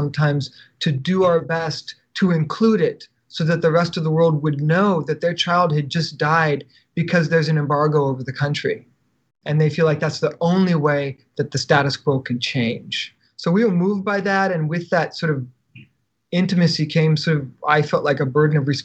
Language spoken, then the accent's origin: English; United States; as an American